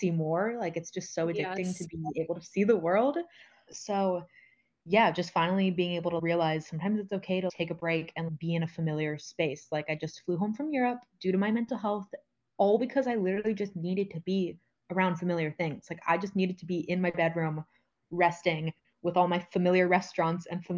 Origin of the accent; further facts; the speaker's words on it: United States; moved away; I'm from the United States